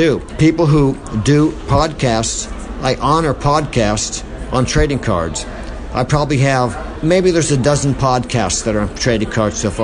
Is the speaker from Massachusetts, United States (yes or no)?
yes; Boston, Massachusetts, United States; I'm from Boston